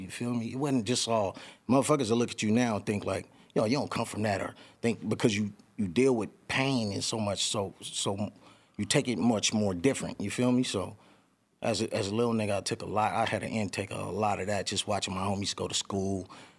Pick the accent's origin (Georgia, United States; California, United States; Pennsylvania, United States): California, United States; Los Angeles; also born or lived in San Bernardino; I was in East L.A. Grew up over there, East L.A., boom, boom, and then we mov